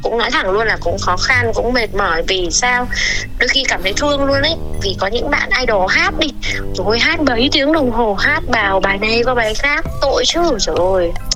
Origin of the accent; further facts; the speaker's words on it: Vietnam; mình là người Việt Nam